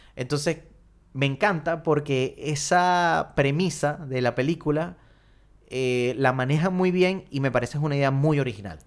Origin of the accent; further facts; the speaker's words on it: Venezuela; Uno como venezolano